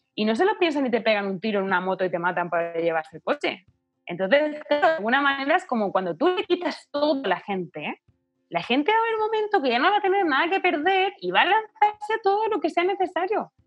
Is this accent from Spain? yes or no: yes; Spain; moved away as an adult; now in Chile; yo por ejemplo que soy española